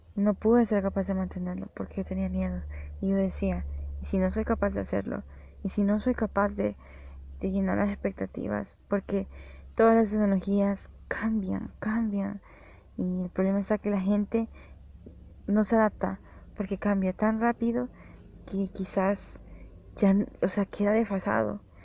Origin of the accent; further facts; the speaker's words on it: El Salvador; yo soy de El Salvador